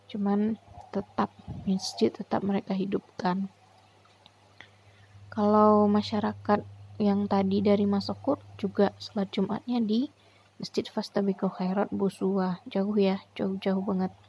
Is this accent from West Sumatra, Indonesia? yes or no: yes; Alahan Panjang, West Sumatra, Indonesia; aku ketemu orang kampungku yaitu ibu lupa aku namanya Punya dia orang alahan panjang, talang babungo. Temu orang kampung nih di Mentawai, Tanah Sipora.